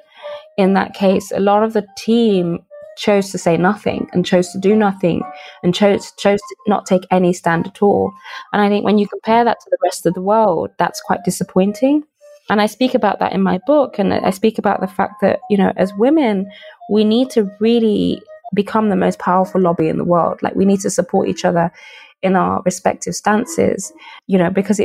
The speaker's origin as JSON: {"language": "English", "town": "Birmingham", "region": "West Midlands", "country": "United Kingdom", "tie": "born or raised there", "also_born_or_lived": "Nigeria", "said": "I was raised in Birmingham. I was born in Nigeria"}